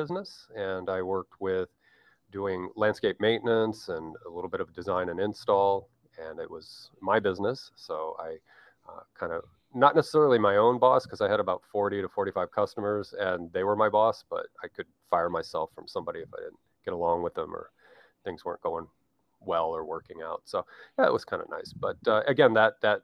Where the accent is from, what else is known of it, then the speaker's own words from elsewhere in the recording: United States; being the American that I am